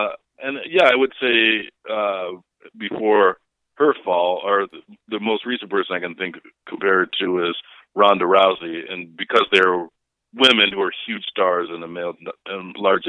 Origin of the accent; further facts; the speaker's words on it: United States; I'm an American male under 40